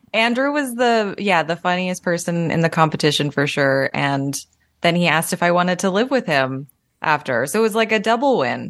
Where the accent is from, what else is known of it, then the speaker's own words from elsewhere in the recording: Calgary, Alberta, Canada; moved away as an adult; now in Toronto, Canada; I moved to Toronto after that 'cause I was from Calgary